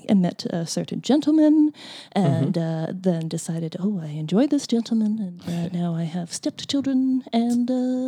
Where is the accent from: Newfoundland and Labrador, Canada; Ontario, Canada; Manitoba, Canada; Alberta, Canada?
Newfoundland and Labrador, Canada; moved away; I identify as a Newfoundlander before a Canadian.